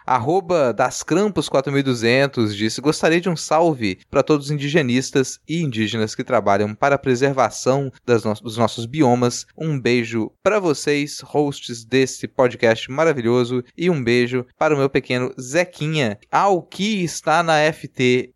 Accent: Minas Gerais, Brazil; nasci em Minas

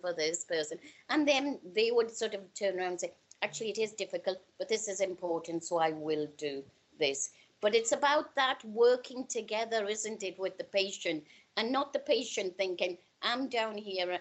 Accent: Newcastle upon Tyne, North East England, United Kingdom; also born or lived in India; I'm from Newcastle.

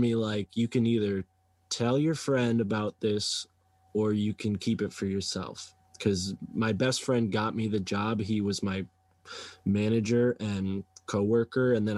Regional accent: East Coast, United States; accent: East Coast; my East Coast accent

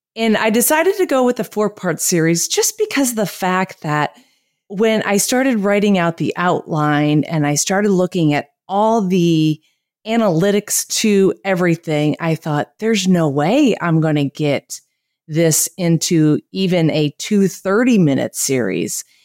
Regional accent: United States; moved away as an adult; now in Costa Rica; I am a American living in a, in Costa Rica

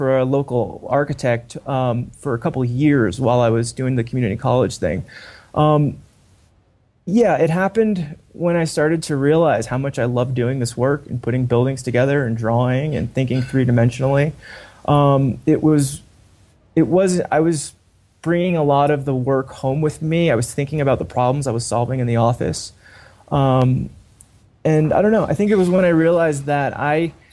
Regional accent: Dumont, New Jersey, United States; also born or lived in Walden, Colorado; graduated high school in New Jersey, Bergen County, right outside New York City.

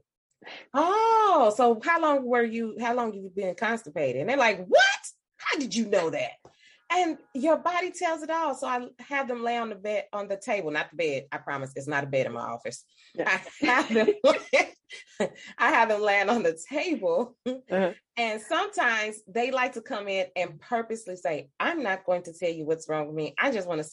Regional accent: St. Louis, Missouri, United States; I am from St. Louis, Missouri. I practice in St. Louis.

